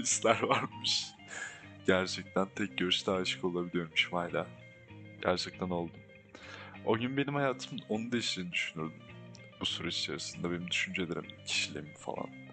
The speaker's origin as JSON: {"language": "Turkish", "region": "Ankara", "country": "Turkey", "tie": "born or raised there", "said": "Ben burada büyüdüm, burada lisemi yaşadım"}